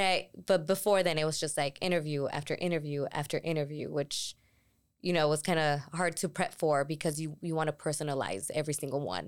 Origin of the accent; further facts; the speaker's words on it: Tucson, Arizona, United States; I'm from Tucson, born and raised